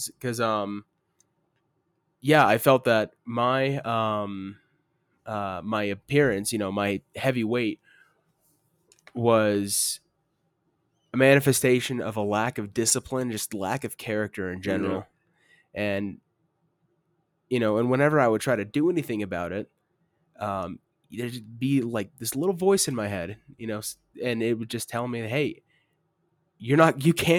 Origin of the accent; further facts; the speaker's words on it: Arizona, United States; I'm from Arizona.